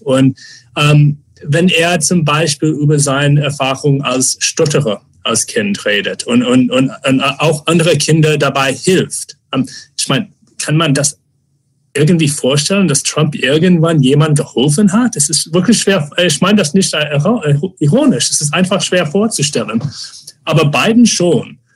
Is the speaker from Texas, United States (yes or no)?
no; Phoenix, Arizona, United States; German is a second language; now in Germany; ich bin in Phoenix aufgewachsen, wo es auch kaum öffentliche Räume gibt